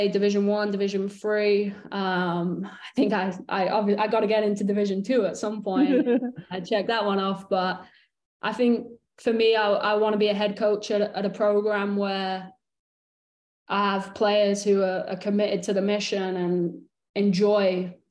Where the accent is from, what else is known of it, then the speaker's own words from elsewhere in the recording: Morecambe, North West England, United Kingdom; now in United States; when I was growing up in Morecambe